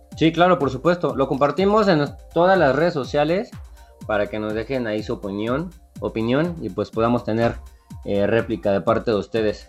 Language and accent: Spanish; Mexico; somos mexicanos